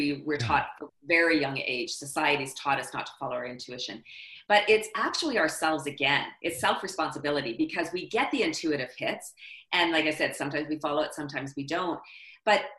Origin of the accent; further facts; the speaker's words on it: Canada; I'm Canadian